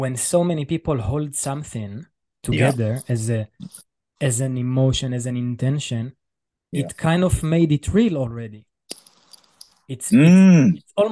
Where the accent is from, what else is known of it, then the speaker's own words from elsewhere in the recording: Israel; I'm coming from Israel and I'm Jewish